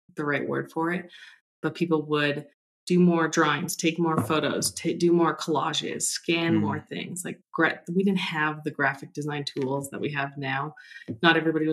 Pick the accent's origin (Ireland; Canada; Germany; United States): Canada; British Columbia; I grew up in British Columbia